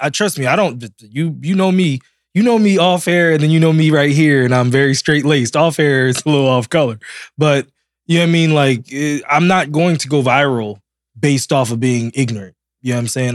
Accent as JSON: {"language": "English", "town": "Silver Spring", "region": "Maryland", "country": "United States", "said": "I'm from Silver Spring."}